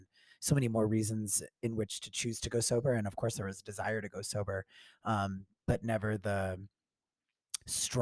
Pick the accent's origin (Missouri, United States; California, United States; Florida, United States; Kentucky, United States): Florida, United States; Tampa; I grew up in Florida.